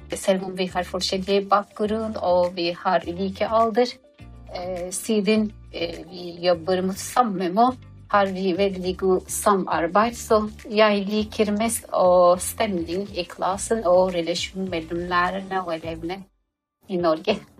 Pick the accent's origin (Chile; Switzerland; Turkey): Turkey; Norwegian is a second language; moved away as an adult; now in Norway; jeg kommer fra Tyrkia.